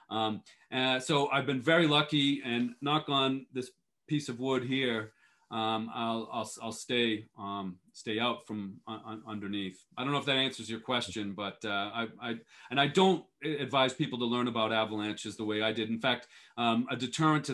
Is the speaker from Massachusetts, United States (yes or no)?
yes; Boston, Massachusetts, United States; moved away as an adult; also born or lived in Europe; I grew up skiing and racing in New England. I'm from the Boston area originally